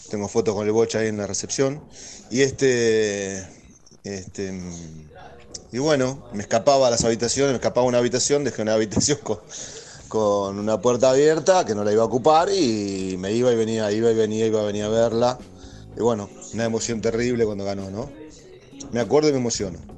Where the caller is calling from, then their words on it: Buenos Aires, Argentina; de Retiro.